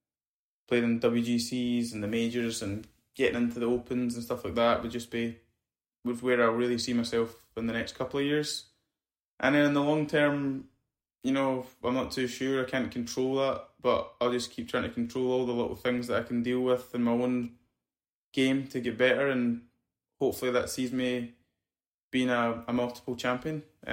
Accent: Scotland, United Kingdom; You know, I'm Scottish.

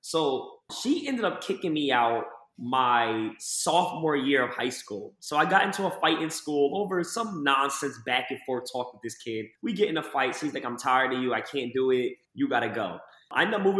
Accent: Lakewood, New Jersey, United States; I was from this one town, Lakewood, New Jersey, my entire life

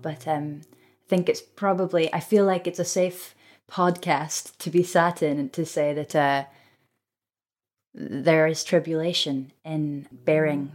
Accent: Scotland, United Kingdom; as a Scot

